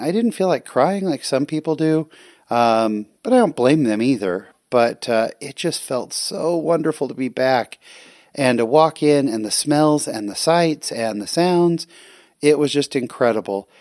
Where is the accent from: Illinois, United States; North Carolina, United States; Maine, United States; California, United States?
California, United States; now in Utah, United States; I'm actually from California. So I grew up in California